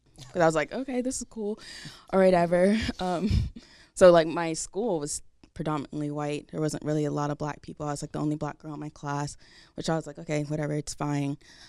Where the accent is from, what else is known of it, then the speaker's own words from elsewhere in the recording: Delaware, United States; now in Jacksonville, United States; I think the first time that I've experienced racism was when I moved from Jacksonville, from Delaware, which was a big culture shock because where my parents and I lived at in Delaware